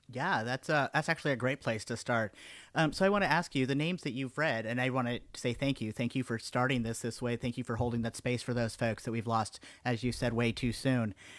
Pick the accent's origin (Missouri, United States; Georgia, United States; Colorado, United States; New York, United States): Colorado, United States; Denver; now in Houston, United States; I was growing up in Denver, and then I moved here to Houston